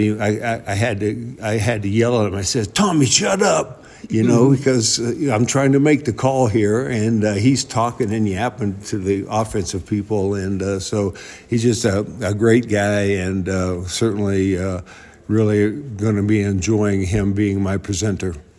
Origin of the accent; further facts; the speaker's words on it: Champion, Ohio, United States; moved away as an adult; now in Colorado, United States; this is again Champion, Ohio